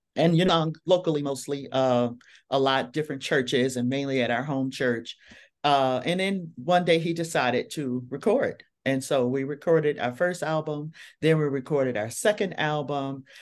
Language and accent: English; Detroit, Michigan, United States; I am from Detroit, Michigan